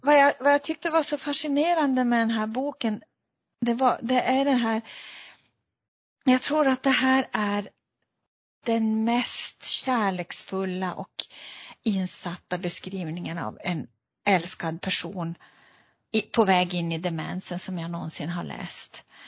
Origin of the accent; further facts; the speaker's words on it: Luleå, Norrbotten County, Sweden; som gammal Luleåbo